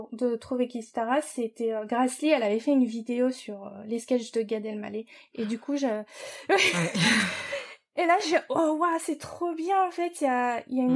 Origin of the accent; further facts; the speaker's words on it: France; moved away as an adult; also born or lived in New York, United States / Japan; je suis française. Euh, enfin, l'école où j'étais, c'était en France